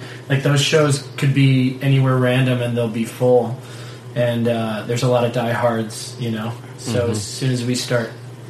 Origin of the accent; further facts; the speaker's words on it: Fremont, Ohio, United States; now in Tucson, United States; I'm from Fremont.